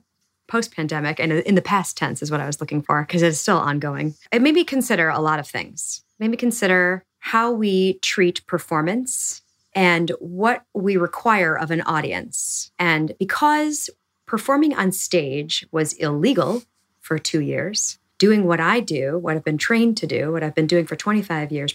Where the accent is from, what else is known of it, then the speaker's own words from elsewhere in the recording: Milwaukee, Wisconsin, United States; moved away; Milwaukee and my hometown that fostered my imagination at a young age